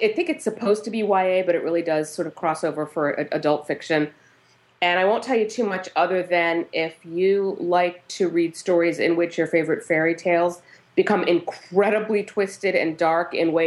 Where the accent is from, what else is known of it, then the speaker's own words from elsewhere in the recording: a suburb outside of Philadelphia, Pennsylvania, United States; now in Los Angeles, United States; I grew up in a suburb outside of Philadelphia